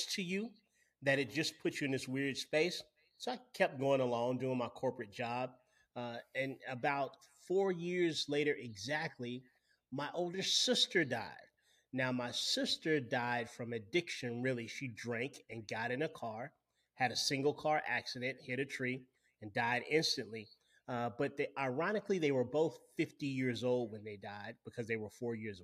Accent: Winston-Salem, North Carolina, United States; I'm from Winston-Salem, which is one of the world's tobacco capitals, Winston-Salem, North Carolina

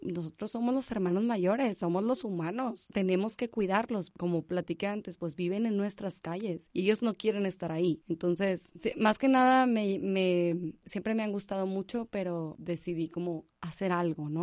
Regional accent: Monterrey, Nuevo León, Mexico; also born or lived in Barcelona; soy de Monterrey, Nuevo León, de aquí

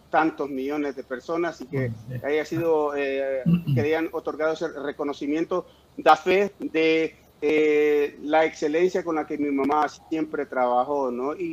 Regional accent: New York, United States; born there; sí, nací en Nueva York, pero aparte la pinta de gringo que me cargo, ¿no?

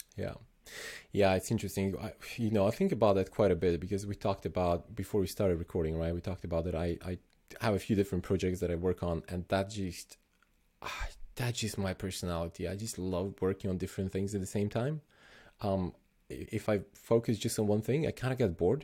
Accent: Slovenia; I'm originally from Slovenia

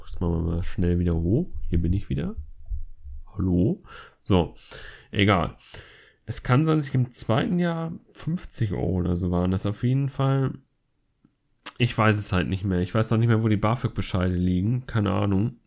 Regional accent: Flensburg, Schleswig-Holstein, Germany; moved away as an adult; now in Essen, Germany; da ich halt in Essen wohne und in Flensburg meine Heimat eigentlich ist, wo ich herkomme

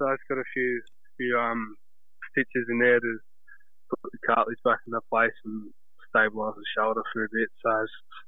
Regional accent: Sydney, New South Wales, Australia; also born or lived in Maroubra; I grew up playing footy for Mascot, played 10 years

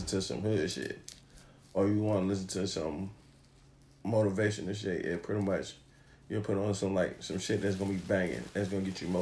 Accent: New York, United States; Growing up in New York, so I mean, being around DJs

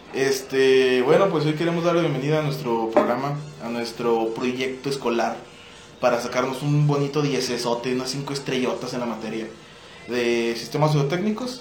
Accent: Mexico; nuestro México

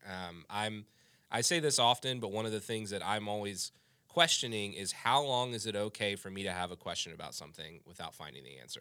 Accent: United States; I am an American

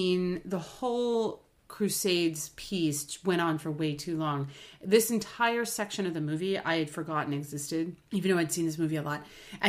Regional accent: United States; And I'm an American.

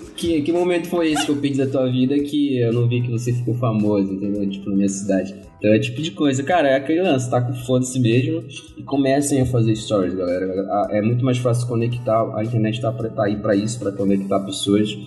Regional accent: Marituba, Pará, Brazil; accent: paraense; moved away; eu não sou de Belém, eu sou de Marituba, que é duas cidades depois de Belém, mas eu uso Belém como referência

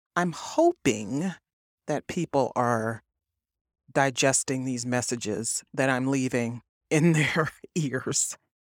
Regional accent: East Cleveland, Ohio, United States; I was raised in East Cleveland, Ohio. I was born in Cleveland.

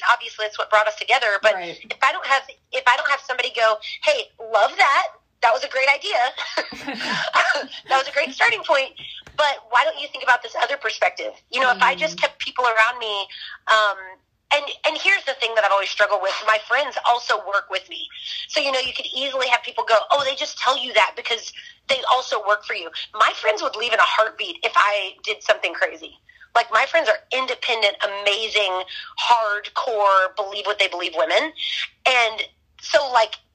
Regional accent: Florida, United States; now in Texas, United States; I'm from Florida, got to Texas quickly.

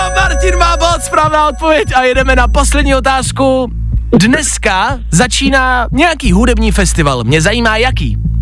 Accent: Czechia; jako Češi

